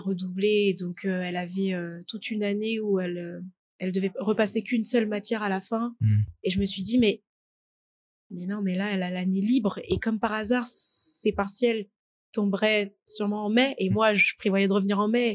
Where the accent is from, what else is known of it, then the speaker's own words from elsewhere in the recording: Paris region, Île-de-France, France; also born or lived in French Guiana / Essonne; je suis née en Guyane française, puis je suis venue en France à l'âge de 2 ans et depuis j'habite en, en, région parisienne